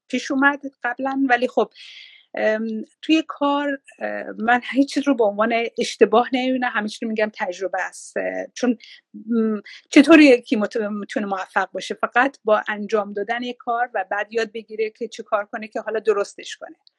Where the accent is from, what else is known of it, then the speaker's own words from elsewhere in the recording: Iran; moved away as an adult; now in Australia; ایران رو گذاشتم